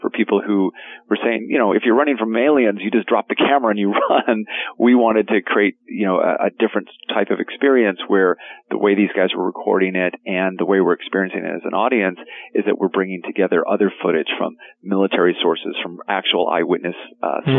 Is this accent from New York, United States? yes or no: no; Arizona, United States; moved away; I grew up in Arizona